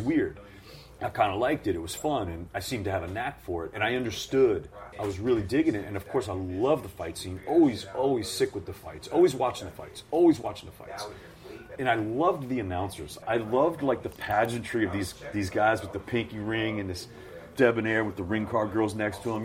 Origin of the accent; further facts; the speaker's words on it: Baltimore, Maryland, United States; also born or lived in Washington, D.C. / Virginia; now in Brooklyn, United States; I was actually born in Baltimore. My family's all from Brooklyn, but I was born in Baltimore. And I lived in the D.C. area. I lived in Virginia, I lived in Maryland, and I lived in D.C.